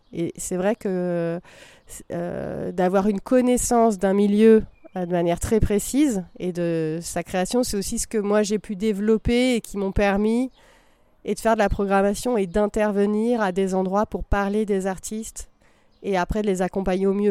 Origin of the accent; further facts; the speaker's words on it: Vercors, Drôme, Auvergne-Rhône-Alpes, France; je viens du, du Vercors, de la Drôme